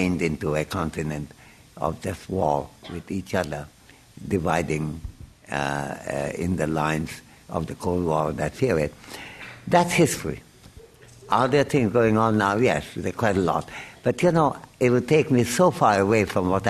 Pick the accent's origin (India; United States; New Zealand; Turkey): India; as an Indian citizen